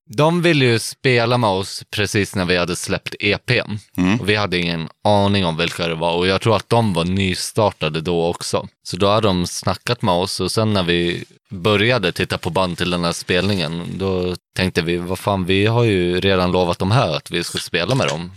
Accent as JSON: {"language": "Swedish", "country": "Sweden", "said": "Vi är svenskar"}